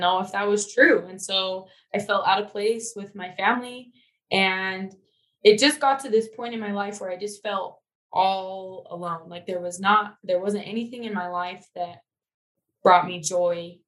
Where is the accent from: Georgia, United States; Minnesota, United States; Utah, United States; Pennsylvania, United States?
Utah, United States; Syracuse; also born or lived in Logan, Utah; I grew up in Syracuse, so I'm not too far from where I am now